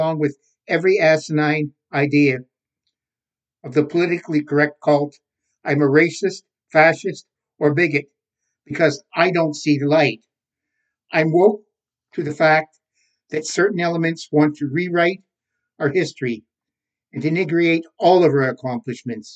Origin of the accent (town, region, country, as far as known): Canada